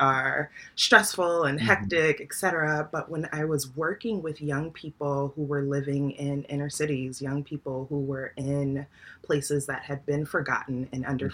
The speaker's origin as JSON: {"language": "English", "town": "Newark", "region": "New Jersey", "country": "United States", "tie": "born or raised there", "said": "I'm from Newark, New Jersey, and this is a city that is predominantly African American, Dominican, Puerto Rican, Latinx"}